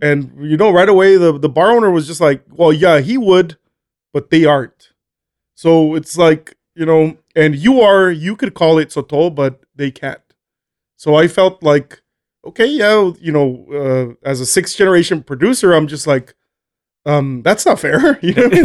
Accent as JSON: {"language": "English", "town": "Colonia Juárez", "region": "Chihuahua", "country": "Mexico", "tie": "born or raised there", "also_born_or_lived": "El Paso, Texas, United States / Las Cruces, New Mexico, United States / Albuquerque, New Mexico, United States", "moved": "as an adult", "said": "born in El Paso, Texas. Um, studied, uh, did high school in, in, in, in Colonia Juarez."}